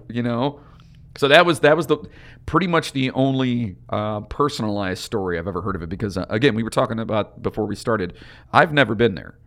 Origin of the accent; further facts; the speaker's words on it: Lorain County, Ohio, United States; from our area, where we are from, uh, which is Lorain County